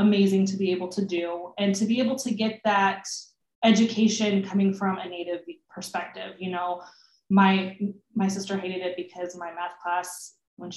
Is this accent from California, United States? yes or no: yes; Sacramento, California, United States; we were both born and raised in Sacramento, California.